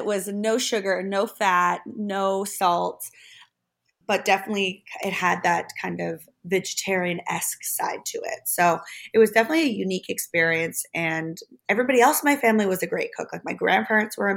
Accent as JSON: {"language": "English", "country": "Germany", "tie": "born or raised there", "said": "I grew up in Germany."}